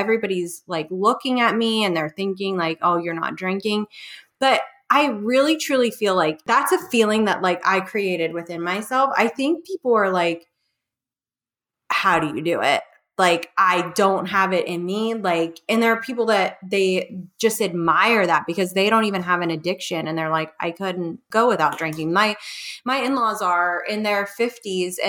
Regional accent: West Virginia, United States; moved away; My husband's from New York City and then I'm from West Virginia

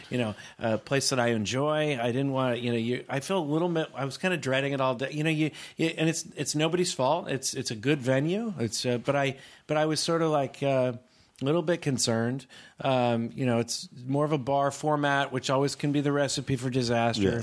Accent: Northern California, United States; now in Manhattan Beach, United States; I'm from Northern California

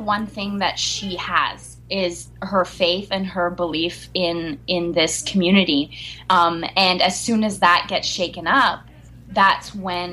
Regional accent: Montreal, Quebec, Canada; we're both from Montreal

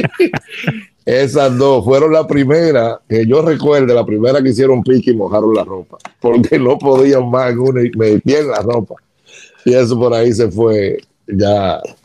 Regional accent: Santo Domingo, Distrito Nacional, Dominican Republic; nace en Santo Domingo, en, el área de ensancho Sama, en una clínica de Altagracia queda en la sábana larga. Y me crié en el Sancho Sama

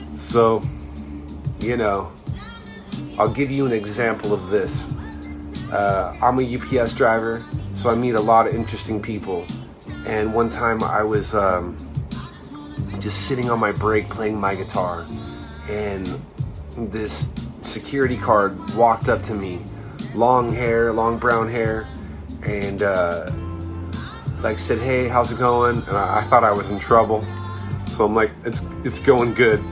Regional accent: Irvine, California, United States; also born or lived in Anaheim; I grew up basically in Irvine. I mean, I started out in Anaheim, but I, I really ended up in, in Irvine, which is a, a, suburb of Southern California

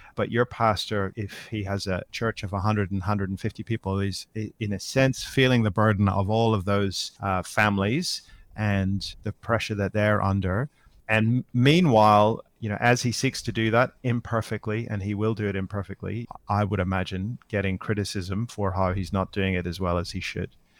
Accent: Northern Ireland, United Kingdom; now in Australia; I'm living in Australia now, but I, I grew up in Northern Ireland

